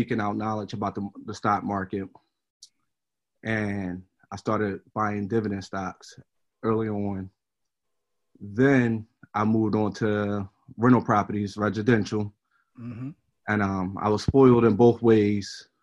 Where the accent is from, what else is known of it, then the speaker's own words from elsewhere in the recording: Philadelphia, Pennsylvania, United States; also born or lived in West Oak Lane, Philadelphia; I grew up in the Germantown area. From the ages of, I would say, 1 through 16